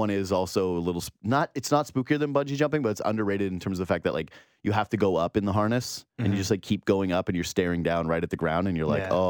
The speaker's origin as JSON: {"language": "English", "town": "Whitehorse", "region": "Yukon", "country": "Canada", "said": "Again, I was from Whitehorse, Yukon. So whenever I would come to Ontario, or if I would go to California, that would be an event or a thing to do."}